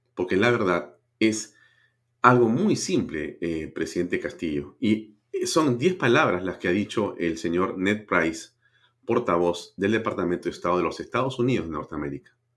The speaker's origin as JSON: {"language": "Spanish", "country": "Peru", "said": "como peruano."}